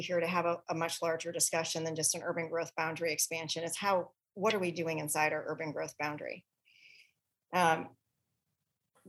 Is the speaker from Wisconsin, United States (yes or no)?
yes; Wisconsin, United States; now in Portland, United States; my home state of Wisconsin